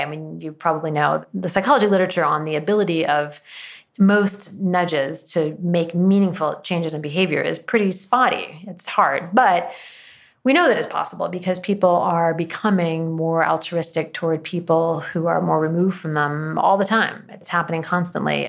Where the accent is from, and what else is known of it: Washington, United States; born or raised there